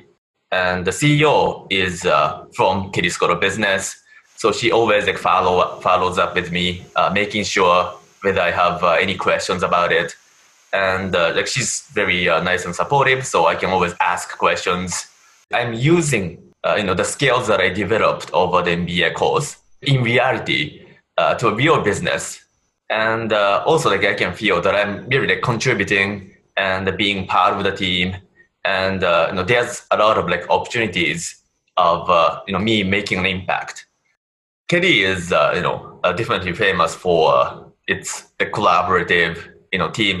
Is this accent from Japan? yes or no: yes; Japan; English is a second language; moved away as an adult; now in United States; I'm from Japan